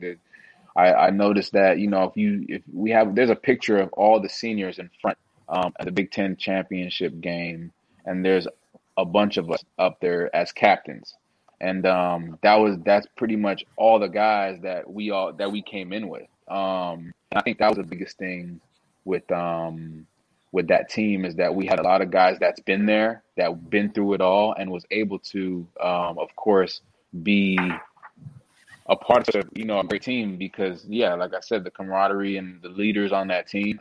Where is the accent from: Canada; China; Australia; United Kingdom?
Canada; Toronto, Ontario; moved away; I'm originally from Toronto, uh, Canada